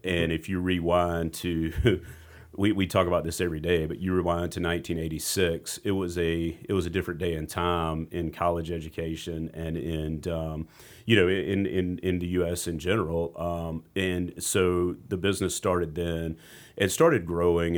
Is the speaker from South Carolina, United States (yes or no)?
yes; Rock Hill, South Carolina, United States; I grew up in Rock Hill